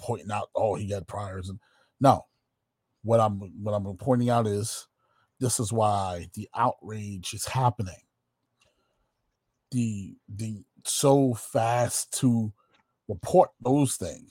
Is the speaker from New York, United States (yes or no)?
yes; New York City, New York, United States; we growing up in New York City, taking the subway every day